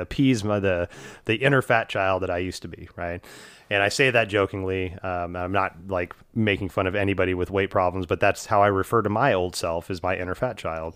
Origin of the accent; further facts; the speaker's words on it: Houston, Texas, United States; moved away; when I grew up in Houston